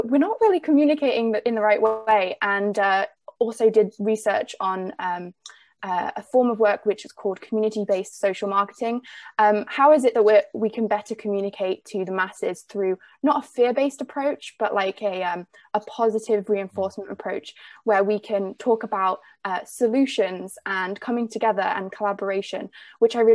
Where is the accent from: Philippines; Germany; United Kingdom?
United Kingdom; England; accent: English; now in Vancouver Island, Canada; I grew up in the UK